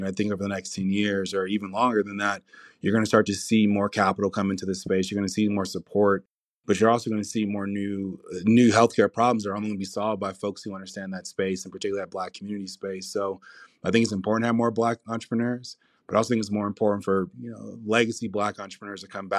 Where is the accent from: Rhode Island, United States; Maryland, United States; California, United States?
California, United States; Compton; You know, I grew up in Compton, California.